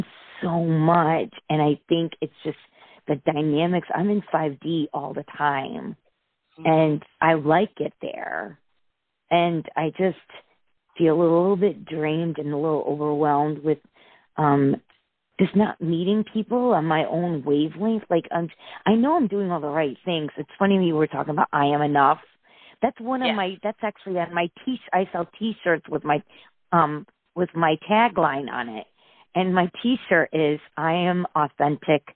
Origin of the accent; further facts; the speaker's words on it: Connecticut, United States; from Connecticut